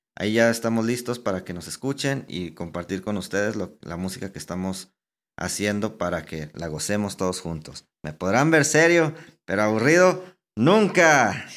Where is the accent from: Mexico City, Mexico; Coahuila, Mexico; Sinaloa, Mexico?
Coahuila, Mexico; Saltillo